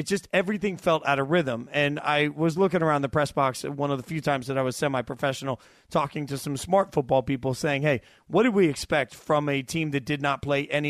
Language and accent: English; Las Vegas, Nevada, United States; moved away; also born or lived in Nashville, Tennessee; I was born and raised in Vegas as a kid and, you know, lived in Nashville for 20 years.